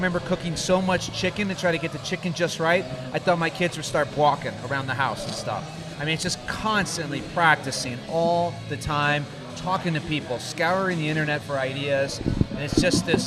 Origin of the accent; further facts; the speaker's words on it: St. Louis, Missouri, United States; moved away as an adult; also born or lived in San Ramon, California; I was originally born and raised in this city on the eastern side of Missouri called St. Louis